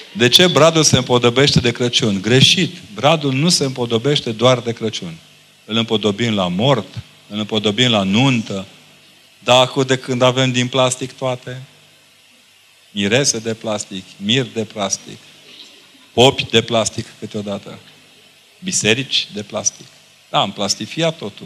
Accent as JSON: {"language": "Romanian", "country": "Romania"}